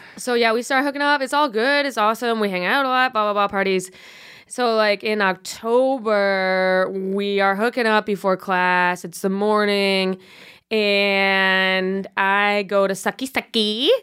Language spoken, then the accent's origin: English; Buffalo, New York, United States; now in New York, United States; I'm from Buffalo.